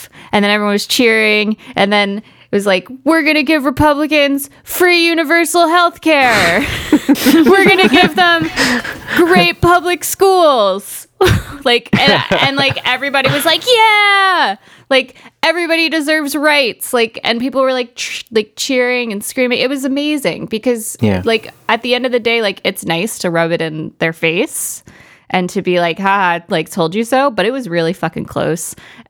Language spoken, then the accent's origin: English; United States; it's the America that I grew up in.